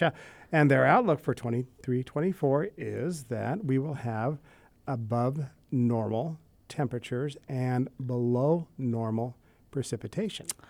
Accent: Wyoming, United States; now in North Dakota, United States; where I grew up in Wyoming.

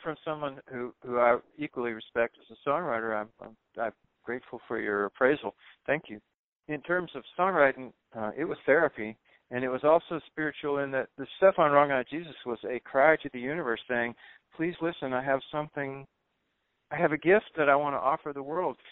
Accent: the South, United States; moved away as an adult; also born or lived in New York City; I was running away from the South

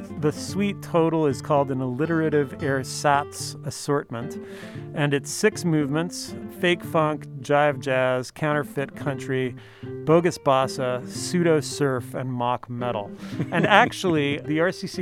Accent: Canada; now in Riverside, United States; Ken Steele is a Canadian like me, though, well, actually both of us are dual citizens now, but we're both originally from Canada

